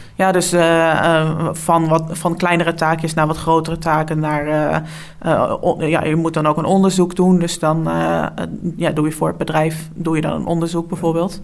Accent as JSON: {"language": "Dutch", "town": "Dalfsen", "region": "Overijssel", "country": "Netherlands", "tie": "born or raised there", "also_born_or_lived": "Enschede", "lives_now": "Deventer, Netherlands", "said": "ik kom uit Dalfsen. En daar heb ik 17 eh, jaar gewoond totdat ik ging studeren"}